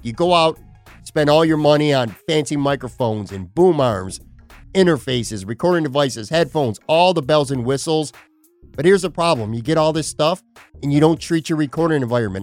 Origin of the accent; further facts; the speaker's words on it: Buffalo, New York, United States; now in Florida, United States; I'm from Buffalo. I'm a New York guy.